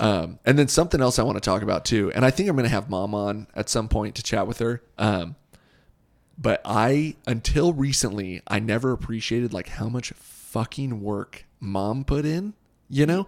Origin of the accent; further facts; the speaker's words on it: Southern California, United States; growing up in Southern California